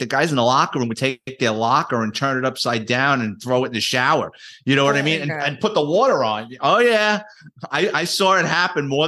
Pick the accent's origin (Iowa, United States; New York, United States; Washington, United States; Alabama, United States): New York, United States; New York City; I grew up in the Bronx, born and raised city kid